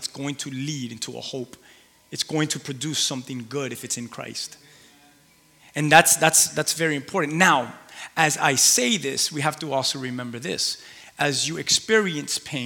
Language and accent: English; Key West, Florida, United States; I'm from Key West